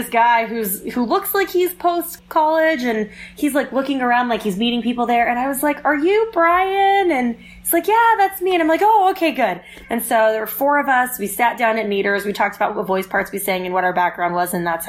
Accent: Texas, United States; now in Salt Lake City, United States; I'm from Texas.

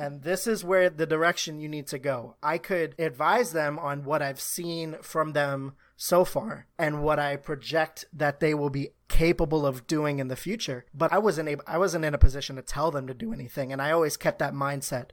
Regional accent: New York City, New York, United States; I grew up in Harlem, spent most of my life there

